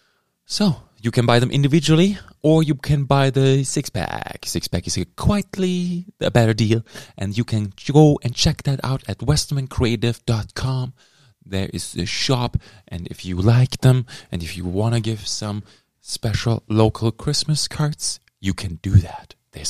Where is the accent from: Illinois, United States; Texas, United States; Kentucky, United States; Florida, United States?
Texas, United States; Howdy, sir. I'm from Texas.